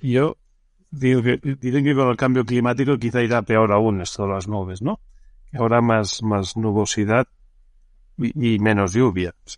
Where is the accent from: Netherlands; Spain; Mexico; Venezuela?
Spain; Barcelona, Catalonia; yo soy nacido en Barcelona